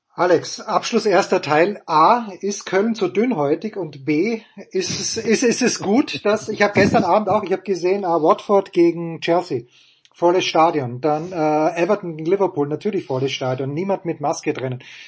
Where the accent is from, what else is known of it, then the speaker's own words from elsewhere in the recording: Austria; moved away; aus meiner Heimat äh, Oberösterreich und Salzburg